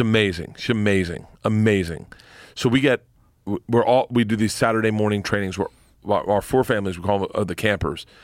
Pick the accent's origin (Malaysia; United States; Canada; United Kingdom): United States; Florida; moved away; growing up in Florida